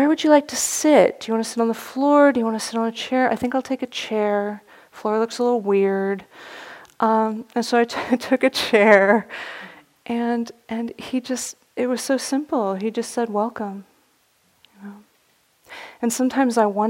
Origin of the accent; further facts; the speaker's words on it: the Bay Area, California, United States; Growing up in the Bay Area